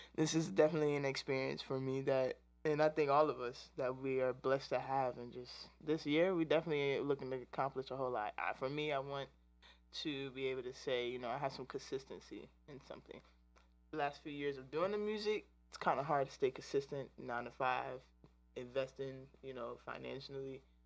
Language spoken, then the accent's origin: English; DMV area, Virginia, United States; I'm from Virginia and born and raised in the DMV area